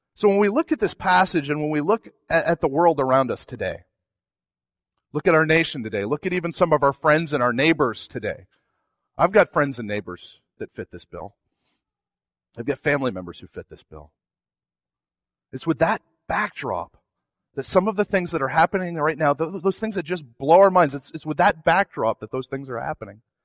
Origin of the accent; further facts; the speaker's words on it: New England, United States; I'm from New England